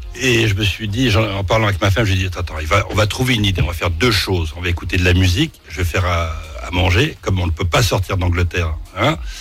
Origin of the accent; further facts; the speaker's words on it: Clichy-sous-Bois, Île-de-France, France; also born or lived in Paris; En étant né dans le sixième et en étant, euh, comment dire, euh, vécu à Clichy-sous-Bois, Montfermeil, je suis parisien.